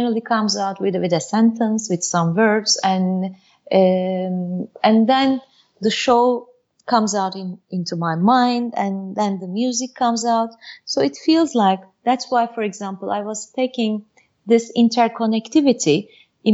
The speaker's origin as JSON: {"language": "English", "country": "Turkey", "tie": "born or raised there", "also_born_or_lived": "Bursa, Turkey / Istanbul, Turkey", "said": "I was born and raised in Turkey, in Bursa and Istanbul"}